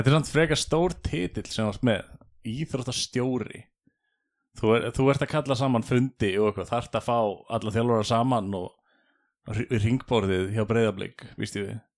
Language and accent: Icelandic; Keflavík, Southern Peninsula, Iceland; also born or lived in Dalvík; við ólst upp í Keflæk og Njarvík